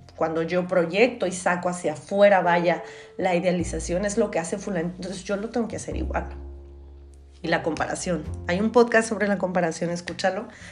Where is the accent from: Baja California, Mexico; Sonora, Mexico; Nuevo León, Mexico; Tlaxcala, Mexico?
Baja California, Mexico; Tijuana; Yo soy de Tijuana